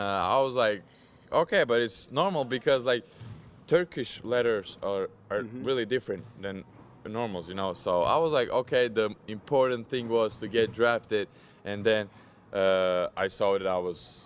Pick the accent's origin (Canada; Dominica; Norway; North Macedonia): North Macedonia; moved away as an adult; also born or lived in Turkey; I was in Macedonia, in my hometown